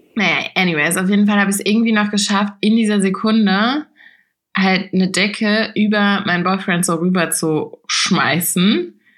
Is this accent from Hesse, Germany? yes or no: yes; Rheingau, Hesse, Germany; bei uns im Rheingau